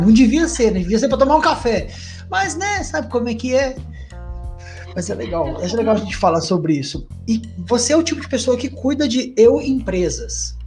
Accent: Jacareí, São Paulo, Brazil; eu sou de Jacareí, interior de São Paulo

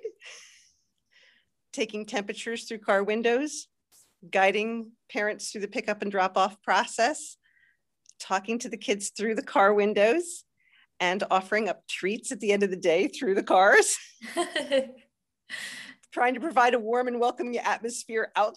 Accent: New Jersey, United States; moved away as an adult; now in Pennsylvania, United States; I hail from New Jersey, that part of New Jersey that the North and South don't like to acknowledge, Central Jersey

